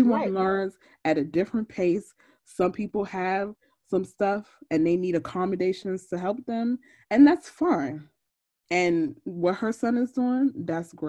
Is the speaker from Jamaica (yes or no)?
yes; Jamaica; I'm Jamaican